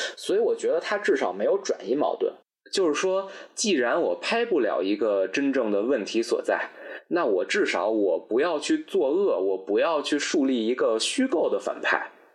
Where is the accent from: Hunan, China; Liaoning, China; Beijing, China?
Beijing, China; 咱们作为北京人